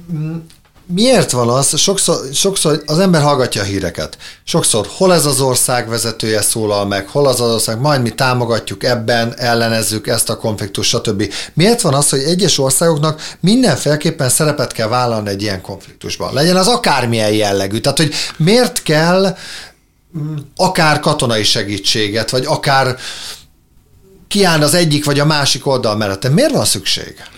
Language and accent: Hungarian; Hungary; én szeretek magyarnak lenni, és én magyar vagyok